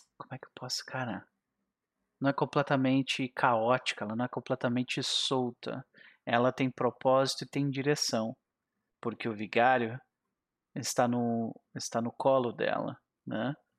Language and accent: Portuguese; South Region, Brazil; eu sou do Sul